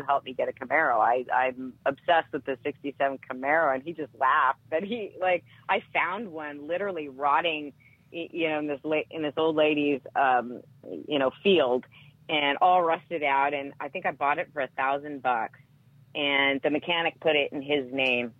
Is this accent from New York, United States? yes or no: no; Seattle, Washington, United States; I grew up in Seattle, Washington.